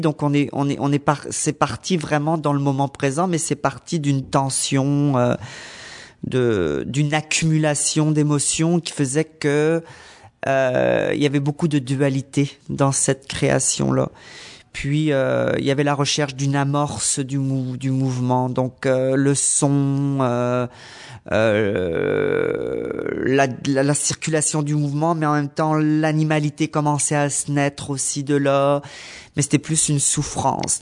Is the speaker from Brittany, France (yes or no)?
yes; Brittany, France; moved away as an adult; now in Montreal, Canada; danse contemporaine que j'ai fait en France, dans ma région en Bretagne